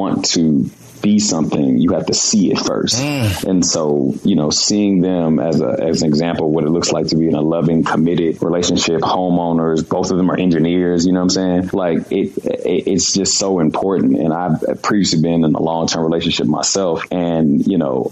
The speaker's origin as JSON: {"language": "English", "town": "Baltimore", "region": "Maryland", "country": "United States", "tie": "born or raised there", "moved": "yes", "lives_now": "Los Angeles, United States", "said": "my hometown of Baltimore"}